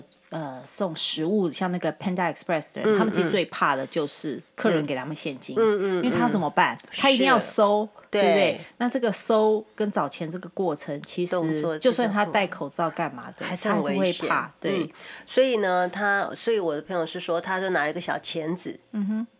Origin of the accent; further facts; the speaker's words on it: United States; 其实我们在美国，我们是美国人，我看美国的数字